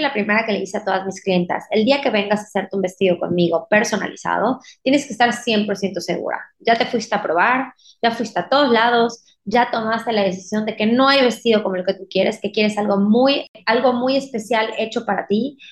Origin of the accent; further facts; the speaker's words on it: Mérida, Yucatán, Mexico; soy de Mérida, Yucatán